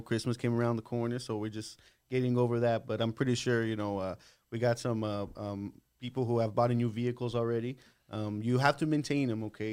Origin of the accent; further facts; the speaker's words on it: El Paso, Texas, United States; I was born here in El Paso. Um, I was born in October